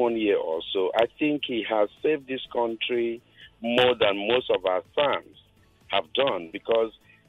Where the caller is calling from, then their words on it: Victoria Island, Lagos, Nigeria; I'm calling from Victoria Island.